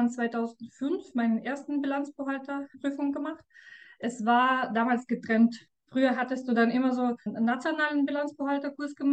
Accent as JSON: {"language": "German", "country": "Russia", "said": "Ja, ich komme aus Russland."}